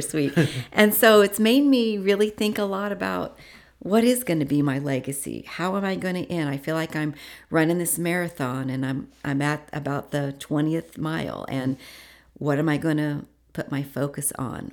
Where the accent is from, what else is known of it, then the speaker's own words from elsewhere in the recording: Washington, United States; moved away; also born or lived in Indiana; I moved from Indiana to Washington